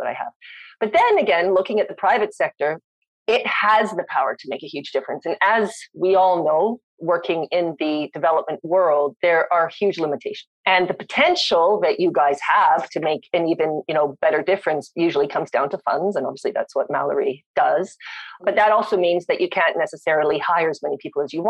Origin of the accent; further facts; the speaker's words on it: Winnipeg, Manitoba, Canada; accent: Canadian; moved away; also born or lived in South Africa / London, Ontario / Bangkok / London, England; I grew up in Winnipeg